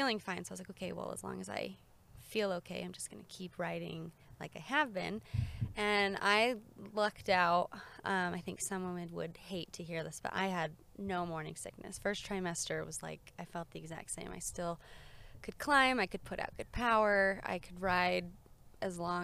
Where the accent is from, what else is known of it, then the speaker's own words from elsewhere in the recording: Colorado, United States; I grew up in Colorado riding a little bit